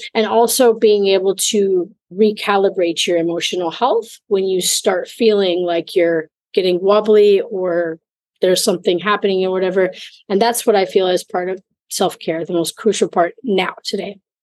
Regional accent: Minnesota, United States; moved away; also born or lived in Mexico / Italy / Germany / China; I'm originally from Minnesota in the United States

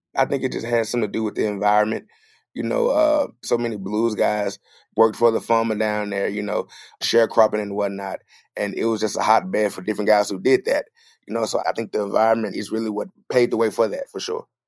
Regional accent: Clarksdale, Mississippi, United States; also born or lived in Friars Point, Mississippi; the house and neighborhood I grew up in Clarksdale

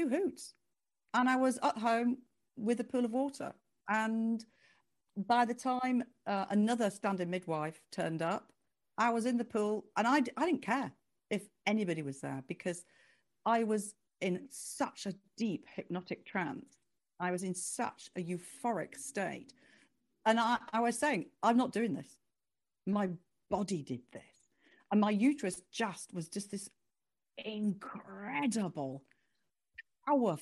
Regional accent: United Kingdom; I was the only Brit

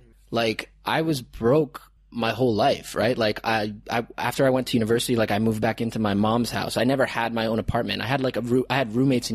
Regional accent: Toronto, Ontario, Canada; moved away as an adult; now in Chiang Mai, Thailand; growing up in Canada

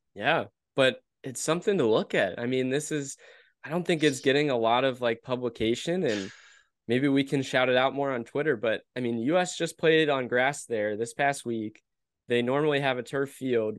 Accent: United States; we're American

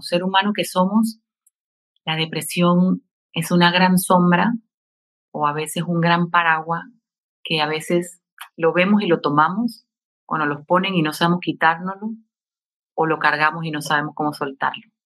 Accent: Panama; acá en mi país, en Panamá

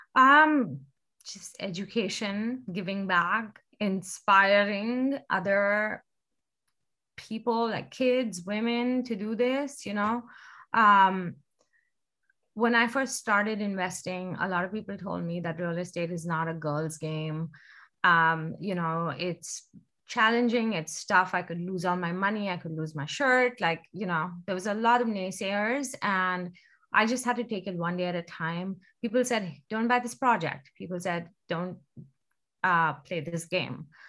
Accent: India; moved away as an adult; now in Seattle, United States; I was born and raised in India.

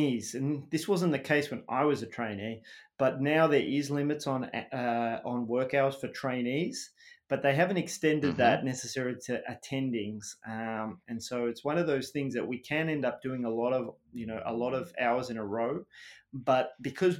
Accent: Melbourne, Victoria, Australia; moved away as an adult; also born or lived in United Kingdom; now in Boston, United States; So I was a Western suburbs kid in Melbourne, and I went out to school. So I went to the local primary school in a tiny suburb called Kealba

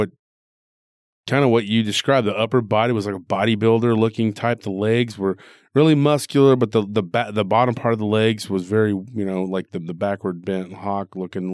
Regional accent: Texas, United States; born or raised there

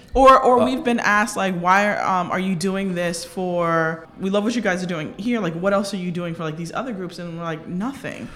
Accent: Delray Beach, Florida, United States; moved away; I'm originally from Delray Beach, Florida

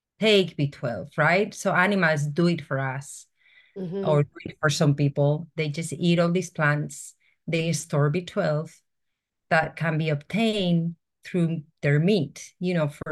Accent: Spain; moved away; I'm originally from Spain

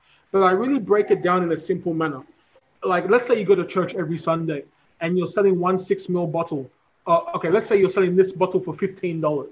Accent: Australia; moved away as an adult; now in Africa; born and raised in Australia

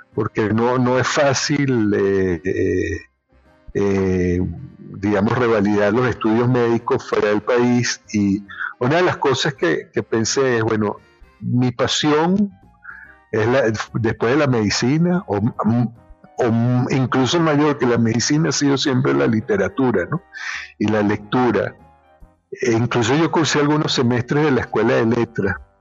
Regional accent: Trujillo, Venezuela; born or raised there; moved away as an adult; also born or lived in Caracas; now in Spain

